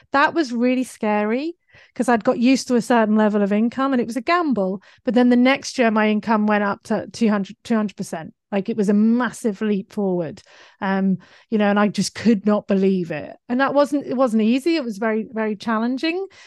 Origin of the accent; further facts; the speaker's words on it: United Kingdom; accent: British; now in Australia; my British accent